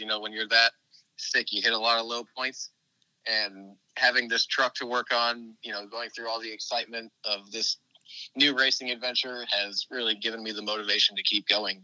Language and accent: English; Indianapolis, Indiana, United States; now in Florida, United States; When I was growing up in Indianapolis, my dad and I always went to the NASCAR truck race at Indianapolis Raceway Park